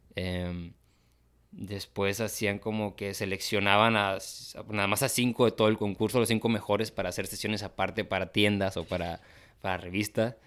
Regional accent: Tamaulipas, Mexico; soy de Tamaulipas

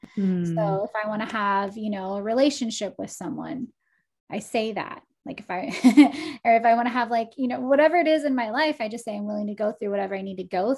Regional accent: Portland, Oregon, United States; like even the lady at the coffee shop was like, do you live here? And I'm like, no, I'm from Portland.

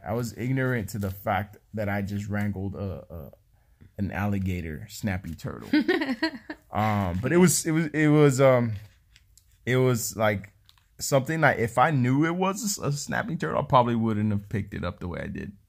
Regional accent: California, United States; moved away; I'm from California.

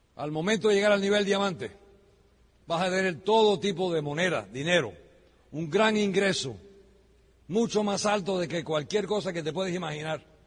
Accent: United States; also born or lived in Miami; Yo soy americano de nacimiento

